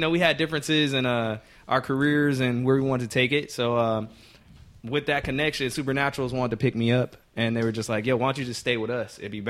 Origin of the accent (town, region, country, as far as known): Sacramento, California, United States; born or raised there; also born or lived in Riverside, California